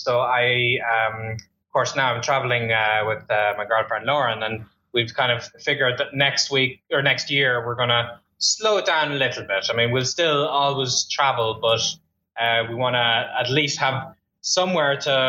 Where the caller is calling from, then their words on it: Melbourne, Victoria, Australia; Today I'm talking to you from Melbourne, Australia, down under.